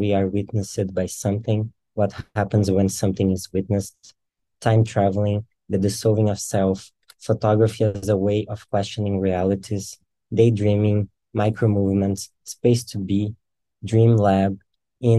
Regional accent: very south of Brazil, southern Brazil, Brazil; I'm from Brazil and in the very south of Brazil

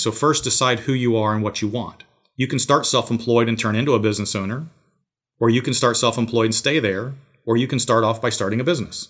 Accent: Georgia, United States; my hometown here.

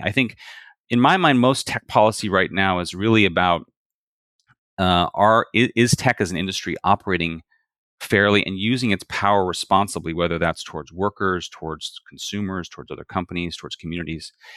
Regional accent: Bakersfield, California, United States; I'm from Bakersfield, California

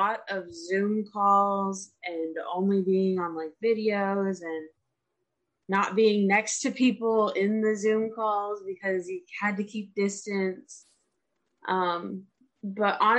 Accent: Cincinnati, Ohio, United States; moved away as an adult; also born or lived in Nashville, Tennessee; now in Indianapolis, United States; I was born and raised in Cincinnati

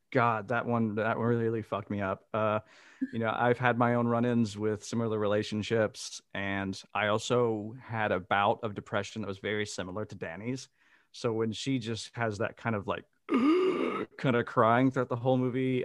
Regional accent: Mississippi, United States; moved away as an adult; now in Amsterdam, Netherlands; I am originally from Mississippi and I now live in Amsterdam in the Netherlands.

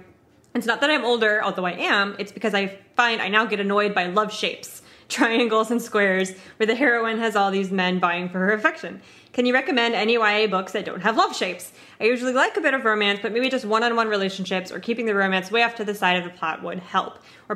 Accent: United States

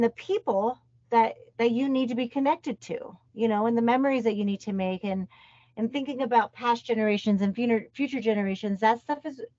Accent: Colorado, United States; We're from Colorado, but our mom's side of our family is in South Carolina.

